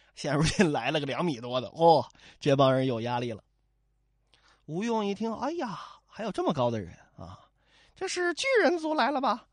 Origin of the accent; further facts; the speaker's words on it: Northeast China, China; 我老家东北啊，好像不太这么说